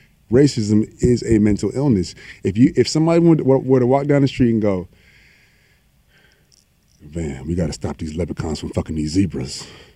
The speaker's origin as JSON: {"language": "English", "region": "the South", "country": "United States", "moved": "yes", "said": "I come from the South."}